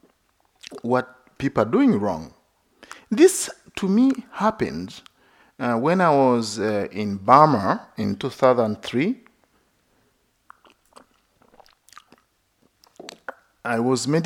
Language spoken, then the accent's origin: English; Uganda; moved away; I was born in Uganda. It's a Christian country